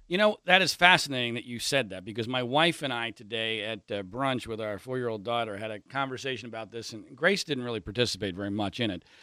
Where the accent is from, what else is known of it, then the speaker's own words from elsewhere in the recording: Pennsylvania, United States; moved away; my, my old, old stomping grounds where I grew up in Pennsylvania